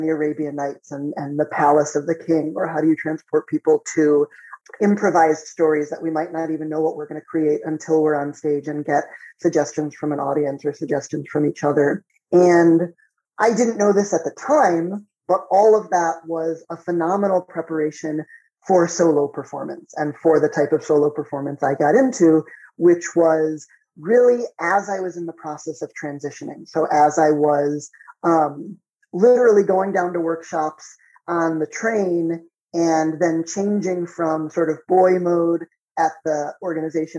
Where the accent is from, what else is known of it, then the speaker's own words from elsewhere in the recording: Chicago, Illinois, United States; I grew up just outside of Chicago